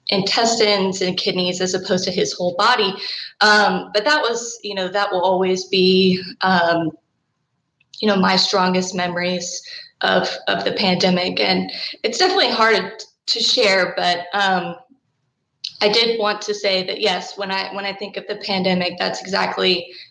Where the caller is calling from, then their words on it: College Station, Texas, United States; I'm calling from College Station, Texas